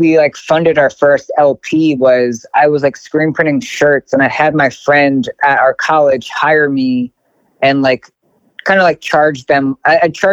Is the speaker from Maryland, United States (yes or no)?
yes; Baltimore, Maryland, United States; moved away as an adult; also born or lived in Keene, New Hampshire; I'm from Baltimore, but I went to college in Keene, New Hampshire